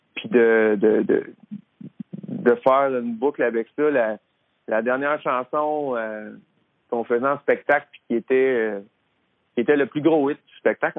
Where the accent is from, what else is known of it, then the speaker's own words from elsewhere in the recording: Drummondville, Quebec, Canada; je viens de Drummondville. Fait qu'à Drummondville, il y avait René, il y avait les frères Bessette, la famille Bessette, qui m'ont toujours donné des coups de main quand j'étais là-bas